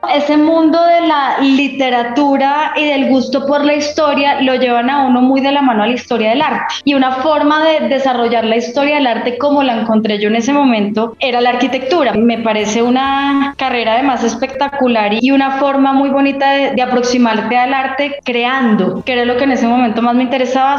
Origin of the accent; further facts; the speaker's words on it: Bogotá, Colombia; also born or lived in Manizales, Colombia; Me vine a vivir a Bogotá cuando cumplí como siete años porque a mi papá lo nombraron en un cargo aquí eh, con sede en Bogotá, entonces nos trasladamos toda la familia. El colegio lo hice en Bogotá